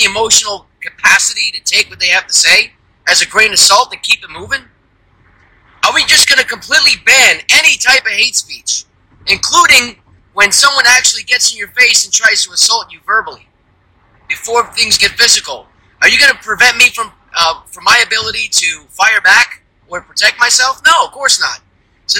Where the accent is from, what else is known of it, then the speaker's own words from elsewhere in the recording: United States; I'm an American, and I love my country